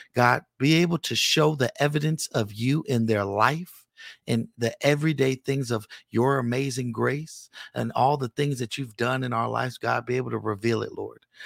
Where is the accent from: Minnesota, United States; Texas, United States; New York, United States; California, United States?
California, United States; Richmond; I'm from Richmond, California